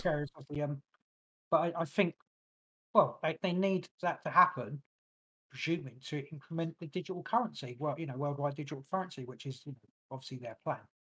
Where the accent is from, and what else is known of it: England, United Kingdom; born or raised there